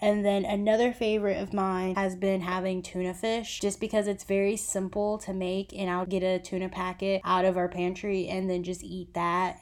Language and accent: English; United States; we are Americans